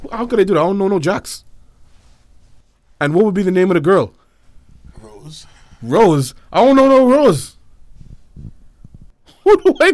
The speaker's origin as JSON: {"language": "English", "town": "Nassau", "region": "New Providence", "country": "Bahamas", "tie": "born there", "also_born_or_lived": "United States", "said": "I was born straight up here, Nassau, Bahamas, man. Nassau. I was born in Nassau, the New Providence, capital of the island. I was born here. Of course, the majority of my childhood was spent back and forth in America."}